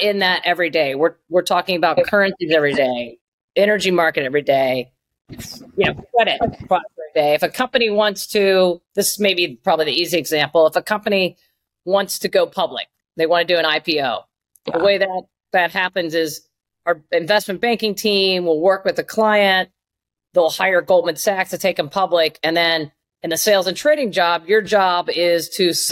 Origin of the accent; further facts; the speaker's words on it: Southern Ohio, United States; moved away as an adult; also born or lived in Chicago / New York; I grew up in a really small town in Southern Ohio, not far from Kentucky, actually